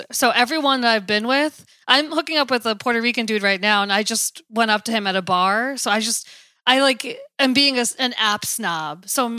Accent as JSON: {"language": "English", "country": "Pakistan", "said": "Yeah, I'm Pakistani."}